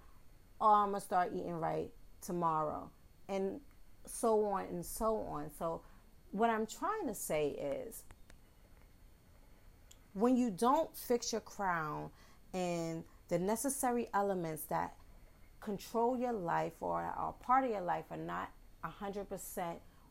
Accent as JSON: {"language": "English", "town": "New York City", "region": "New York", "country": "United States", "tie": "born or raised there", "accent": "New York", "said": "I am a Bronx native. Yes, I'm from the Bronx, and you will hear my New York slang, my New York accent"}